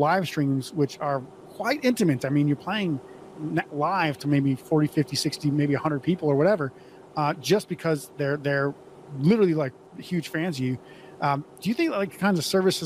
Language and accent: English; Montana, North Dakota, United States; I grew up in North Dakota, Montana, and it's very similar